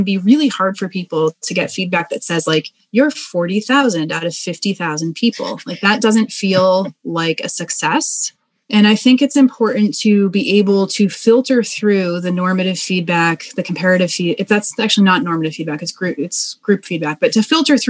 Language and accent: English; Boston, Massachusetts, United States; So I'm originally from Boston.